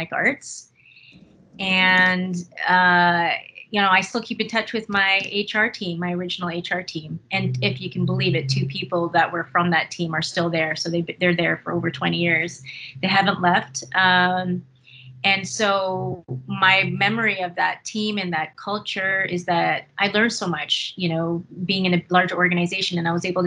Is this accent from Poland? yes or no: no; Winnipeg, Manitoba, Canada; I was born in Winnipeg, Manitoba, went to school here, elementary and high school